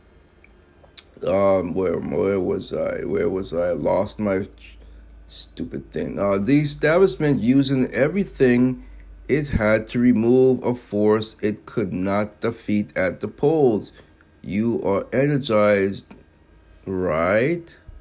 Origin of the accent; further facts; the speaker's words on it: United States; I was born in America